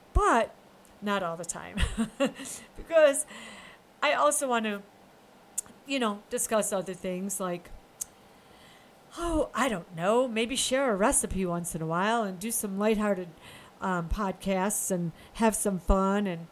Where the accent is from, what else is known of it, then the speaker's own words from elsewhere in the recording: upstate New York, United States; I'm from New York. I'm upstate